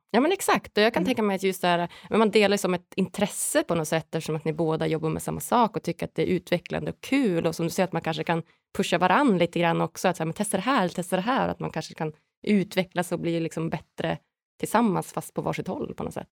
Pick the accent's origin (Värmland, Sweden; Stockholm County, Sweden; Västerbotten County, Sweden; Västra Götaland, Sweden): Västerbotten County, Sweden; Umeå; någonstans är jag uppvuxen i, i Umeå i Norrland, i liksom en liten stad